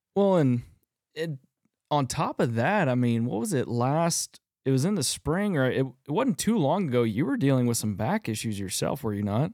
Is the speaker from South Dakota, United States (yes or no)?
no; Texas, United States; I grew up in Texas, rifle hunting